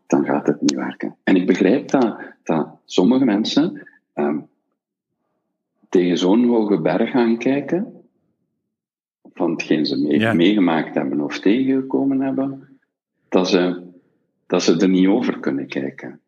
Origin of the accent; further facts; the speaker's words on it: Belgium; wij als Belgen